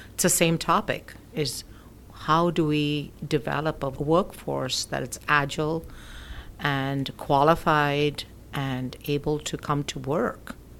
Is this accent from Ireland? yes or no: no; India; moved away as an adult; also born or lived in United Kingdom; now in United States; So I'm originally from India. I was born in the UK. My parents were living in the UK when I was born, and of course, and then I um, we they went back to India, so I went back to India. So most of my schooling and college was done in India